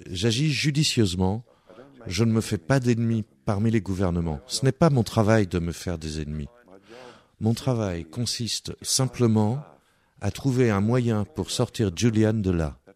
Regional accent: France; Nous sommes prêts à être détruits. Nous sommes français. Nous sommes français et nous n'avons pas de limites si tu provoques un Français

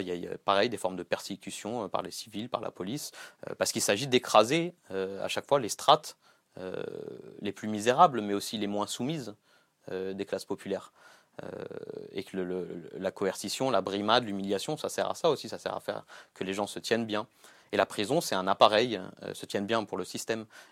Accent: Gennevilliers, Île-de-France, France; j'ai grandi à Gennevilliers

